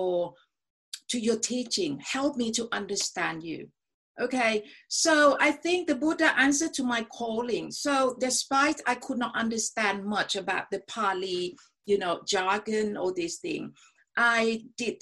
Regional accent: Thailand; also born or lived in United States; I was brought up in a country that is really, you know, brainwashed. That was during the Vietnam War. Okay, so went to America for 1 year. It's really an eye-opening experience, you know, to see they protest against the Vietnam War, whereas in Thailand at that time I was, you know, 16-17

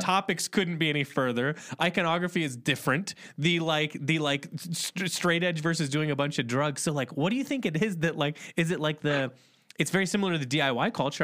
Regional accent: Indiana, United States; I'm from Indiana originally

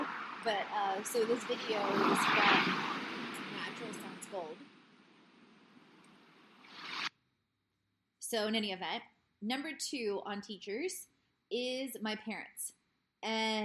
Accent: South Carolina, United States; also born or lived in Poland / Trieste, Italy; we then immigrated to South Carolina when I was about a year and a half

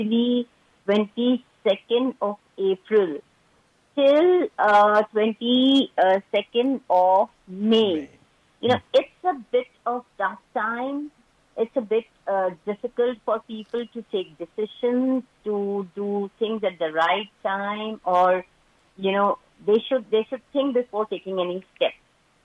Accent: Delhi, India; moved away as an adult; now in Bangalore, India; Born and brought up in Delhi, but being a 4G's wife, so I've been all over India. So now at present, I'm in Bangalore

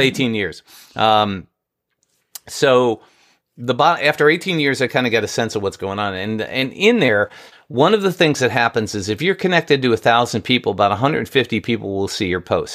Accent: New York, United States; I grew up in New York

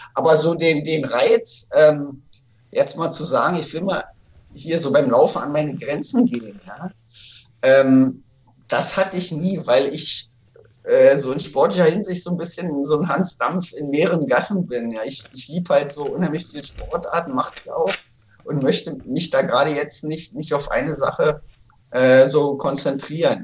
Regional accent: Berlin, Germany; in Berlin, wo ich aufgewachsen bin

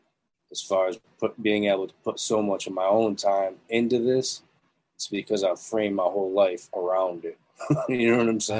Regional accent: Syracuse, New York, United States; I'm from upstate. I grew up in Syracuse.

